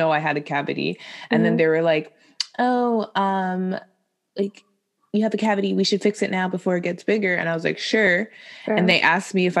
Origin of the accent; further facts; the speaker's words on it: Quebec, Canada; Quebec, mon Calis, Québécois